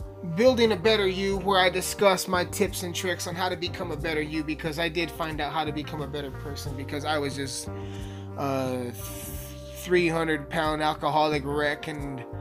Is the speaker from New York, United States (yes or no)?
no; Alamosa, Colorado, United States; That's where I'm from. I'm from Alamosa, Colorado.